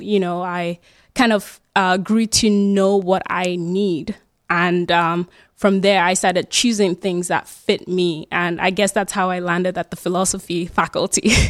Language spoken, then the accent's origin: English; Germany; moved away as an adult; also born or lived in Nigeria / United States; now in Groningen, Netherlands; So I was born in Nigeria and then, uh, grew up in Germany.